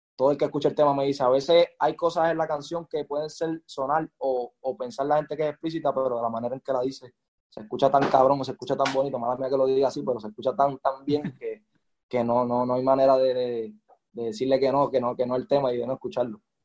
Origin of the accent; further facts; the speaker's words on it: Carolina, Puerto Rico; yo soy de Carolina, nacido y criado